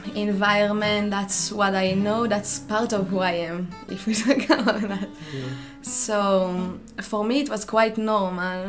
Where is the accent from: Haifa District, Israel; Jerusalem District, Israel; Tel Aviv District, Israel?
Jerusalem District, Israel; near Jerusalem; moved away as an adult; I'm coming from Israel. I was born next to Jerusalem in a small village um, where I lived all my life until I was 18, 20, something.